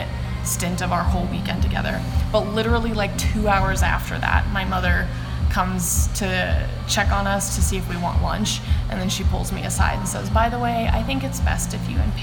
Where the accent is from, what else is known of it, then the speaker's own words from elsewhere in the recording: Yakima, Washington, United States; I grew up in Yakima, Washington.